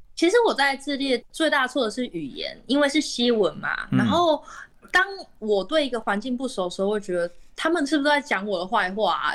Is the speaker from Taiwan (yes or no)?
yes; Taiwan; 我是从台湾来